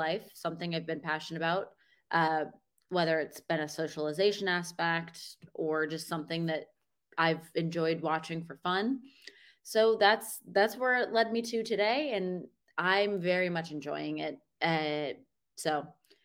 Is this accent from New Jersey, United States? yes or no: no; Boston, Massachusetts, United States; now in South Florida, United States; I'm just from Boston area